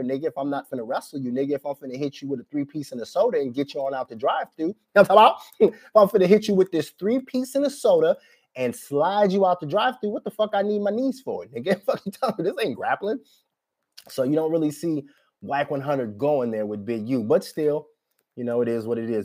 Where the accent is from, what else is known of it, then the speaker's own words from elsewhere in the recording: Minnesota, United States; I'm from Minnesota